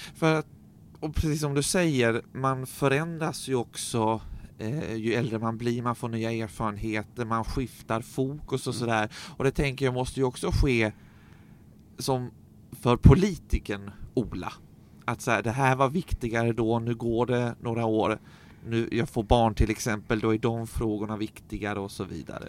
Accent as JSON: {"language": "Swedish", "town": "Staffanstorp", "region": "Skåne", "country": "Sweden", "said": "jag är ju från Staffanstorp"}